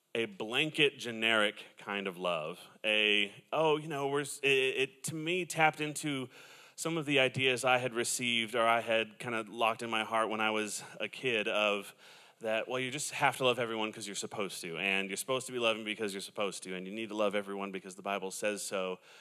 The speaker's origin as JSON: {"language": "English", "region": "Southern California", "country": "United States", "said": "I am from Southern California"}